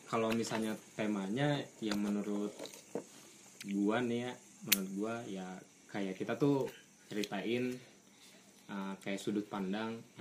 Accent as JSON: {"language": "Indonesian", "town": "Sukabumi", "region": "West Java", "country": "Indonesia", "said": "saya asli USA orang Sunda asli kebetulan lahirnya di Sukabumi"}